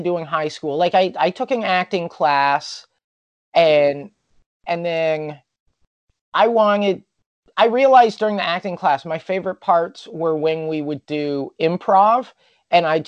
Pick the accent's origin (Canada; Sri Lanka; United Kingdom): Canada; Prince George, British Columbia; now in Vancouver, Canada; I grew up in Prince George